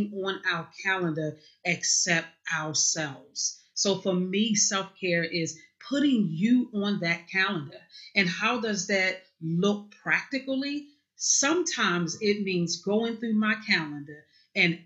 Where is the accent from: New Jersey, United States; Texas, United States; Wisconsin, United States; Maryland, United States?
Maryland, United States; Baltimore; now in Parkton, United States; I was born in Baltimore City. Right now I live in Parkton, Maryland, which is actually about 35, 40 minutes north of Baltimore City, but born and raised in Baltimore City